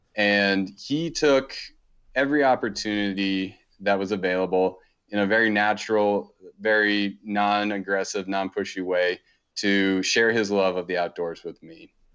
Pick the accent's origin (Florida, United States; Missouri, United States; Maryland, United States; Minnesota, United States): Maryland, United States; suburb outside Baltimore, East Coast; now in Montana, United States; I grew up on the East Coast, um, in a pretty kinda typical suburb. Um, we, we were about thirty, forty minutes outside of Baltimore, pretty close to D C